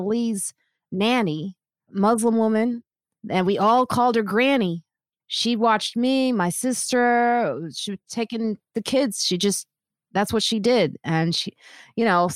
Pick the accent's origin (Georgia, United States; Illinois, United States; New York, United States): Illinois, United States; Chicago; I grew up in Chicago